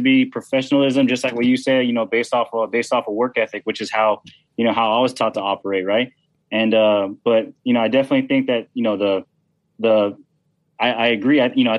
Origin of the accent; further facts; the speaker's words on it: Philippines; And people think that, I'm Filipino. Some people think I'm Spanish, some people think I'm mixed or whatever.